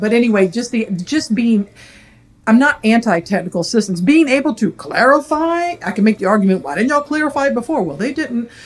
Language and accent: English; the South, United States; born and raised in the South.